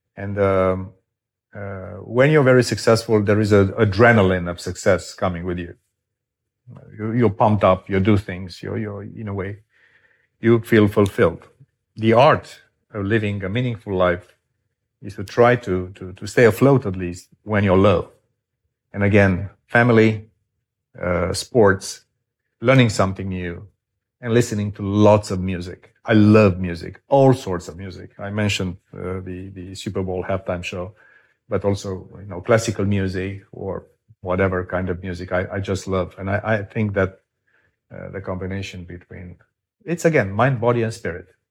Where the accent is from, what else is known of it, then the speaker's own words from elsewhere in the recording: Romania; moved away as an adult; my home country of Romania